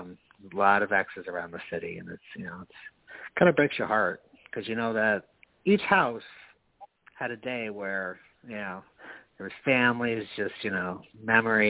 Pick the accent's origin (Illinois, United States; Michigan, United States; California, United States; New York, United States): New York, United States; Knox; moved away as an adult; now in Albany, United States; I grew up in Knox in rural Albany County